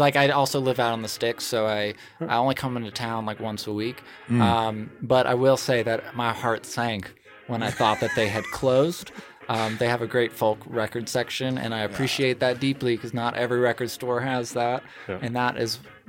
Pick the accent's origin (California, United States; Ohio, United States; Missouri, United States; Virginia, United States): Ohio, United States; Cleveland; now in Reno, United States; I'm from Cleveland